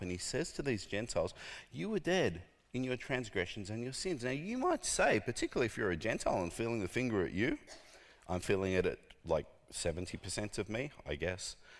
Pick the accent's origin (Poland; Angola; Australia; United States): Australia; I was born in Australia